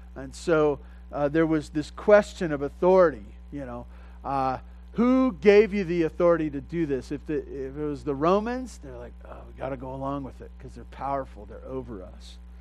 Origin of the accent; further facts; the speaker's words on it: Southern California, United States; growing up in Southern California